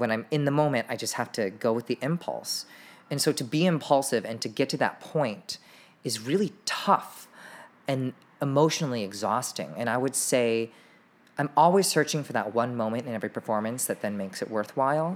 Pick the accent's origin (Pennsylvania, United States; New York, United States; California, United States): California, United States; Irvine; We grew up in Irvine.